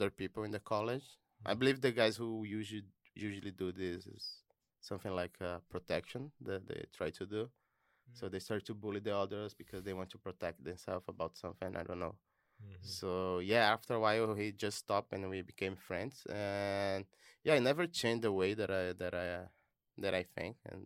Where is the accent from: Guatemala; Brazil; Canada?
Brazil; moved away as an adult; I'm from Brazil. I'm an international student